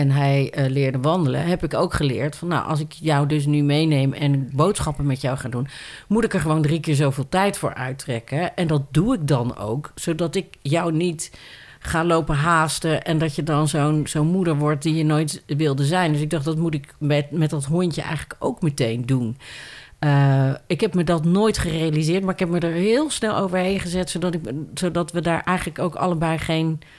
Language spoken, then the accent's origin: Dutch; Randstad, Netherlands; ik kom uit de Randstad